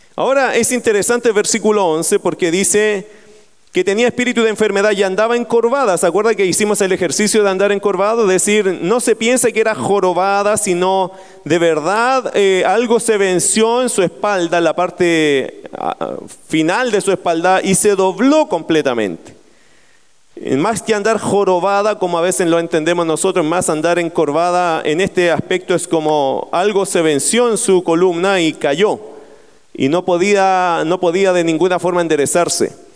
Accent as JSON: {"language": "Spanish", "town": "Talagante", "region": "Santiago Metropolitan Region", "country": "Chile", "tie": "born or raised there", "moved": "yes", "said": "Yo vengo de la tierra de Talagante, se llama la tierra de las brujas."}